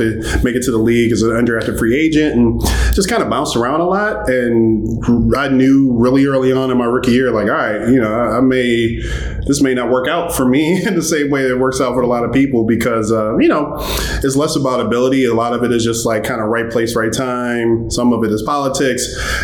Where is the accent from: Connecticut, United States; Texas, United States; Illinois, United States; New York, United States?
Illinois, United States; Chicago; I'm from Chicago, so, you know, the Midwest